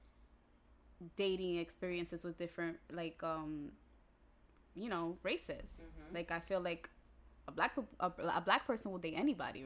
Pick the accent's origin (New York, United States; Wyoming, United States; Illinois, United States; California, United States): New York, United States; New York City; growing up in New York City